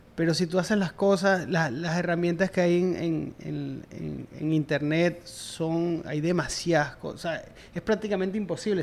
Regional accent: Venezuela; moved away as an adult; como profesional de la industria, en mi país, en Venezuela, yo traté y me costó muchísimo, me tuve que ir

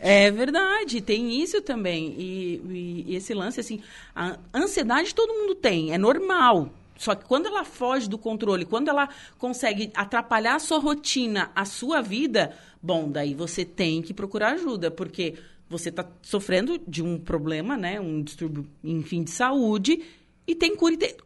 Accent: Torres, Rio Grande do Sul, Brazil; moved away; eu não sou daqui, eu sou de Torres

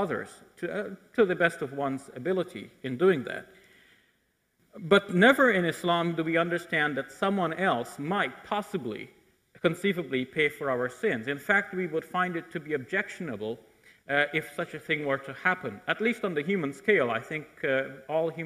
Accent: Canada; I'm a Muslim, but I'm a Canadian, how Canadian I am

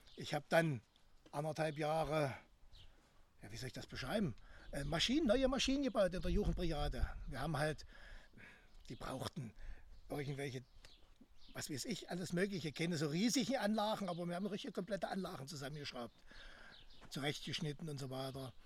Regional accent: Greppin, Saxony-Anhalt, Germany; now in Halle, Germany; Also ich bin geboren in Krebin. Das ist zwischen Bitterfeld und Wolfen

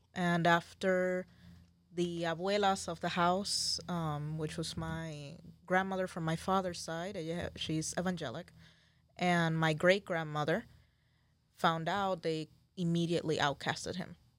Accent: San Juan, Puerto Rico; moved away; I am from Puerto Rico, Boriquén, Isla del Encanto

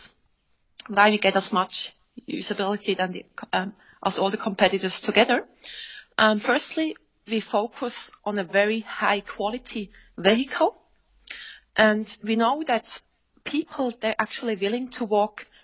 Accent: Switzerland; I'm from Switzerland.

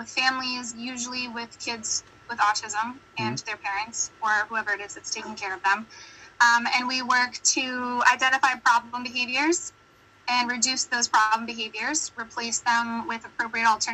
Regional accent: United States; accent: American; my very American accent

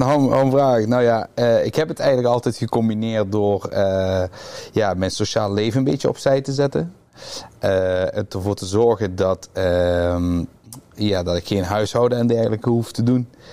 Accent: Roermond, Limburg, Netherlands; ik kom uit Roermond

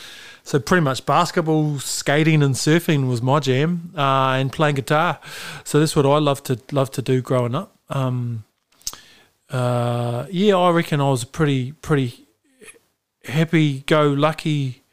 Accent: Westport, West Coast, New Zealand; also born or lived in Palmerston North / Nelson; I was born in Papa Ioia, Palmerston North. Shifted to Wakatu Nelson when I was 10, then to Kawatiri Westport when I was 14.

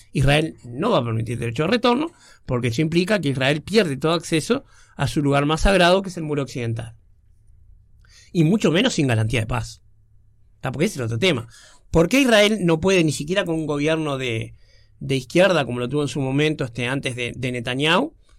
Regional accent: Uruguay; nosotros como uruguayos somos bastante europeomentales

